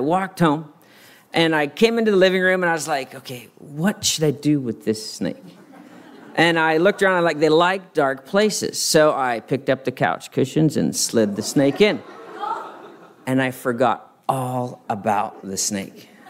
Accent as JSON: {"language": "English", "country": "Madagascar", "tie": "born or raised there", "said": "um, I, I grew up in Madagascar, and Alyssa grew up here in Santa Barbara, so we had very similar childhoods, as you can imagine."}